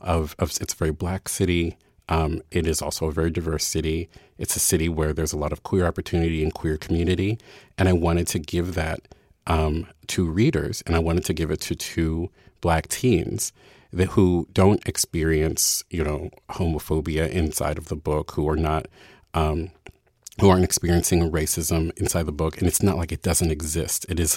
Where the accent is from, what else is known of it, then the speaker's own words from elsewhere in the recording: Baltimore, Maryland, United States; There were many years where every white person I met who I told I was from Baltimore, they would say, I love The Wire.